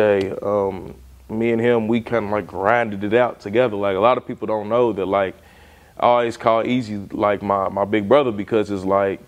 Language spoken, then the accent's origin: English; Lexington, Kentucky, United States; growing up here in Lexington